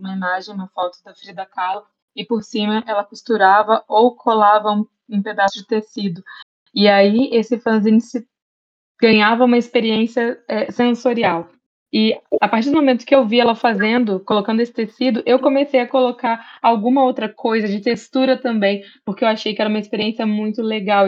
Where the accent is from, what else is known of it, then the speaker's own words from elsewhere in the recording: Barra Mansa, Rio de Janeiro, Brazil; eu sou do interior de Barra Mansa